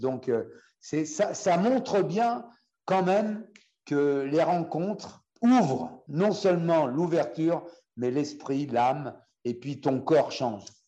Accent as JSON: {"language": "French", "country": "France", "said": "chez nous, en France"}